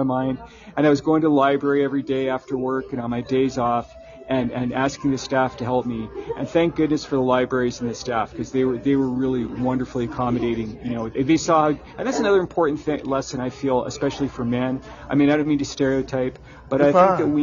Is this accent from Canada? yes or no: yes; Canada; me as a Canadian